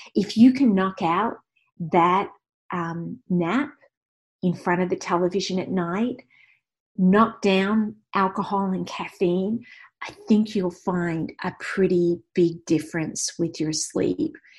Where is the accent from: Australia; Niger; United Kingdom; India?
Australia; I'm Australian